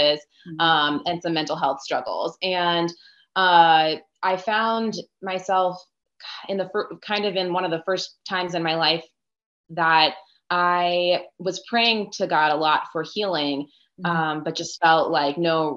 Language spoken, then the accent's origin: English; Northern Virginia, United States; I'm from the Northern Virginia area, just outside of DC. Born and raised in Virginia, but I'm actually half Honduran and half Italian